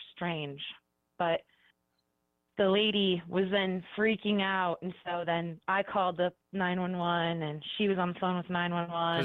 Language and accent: English; Cleveland, Ohio, United States; now in Columbus, United States; I'm from Cleveland, but I currently live in Columbus